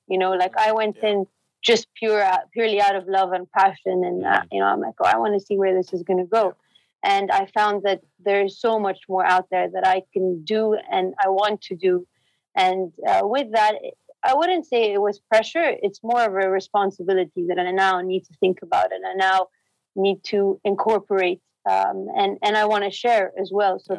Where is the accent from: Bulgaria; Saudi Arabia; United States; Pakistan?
Saudi Arabia; Jeddah, Makkah Province; moved away as an adult; also born or lived in Cambridge, United Kingdom; I grew up in Saudi, in Jeddah